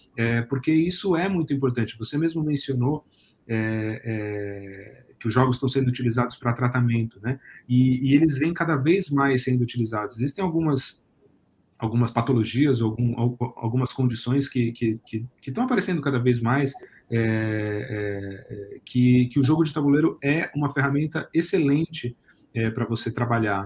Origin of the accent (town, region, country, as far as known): Brazil